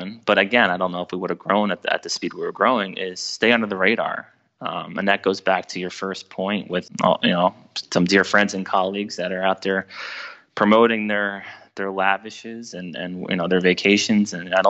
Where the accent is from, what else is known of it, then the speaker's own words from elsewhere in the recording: New Jersey, United States; I'm from New Jersey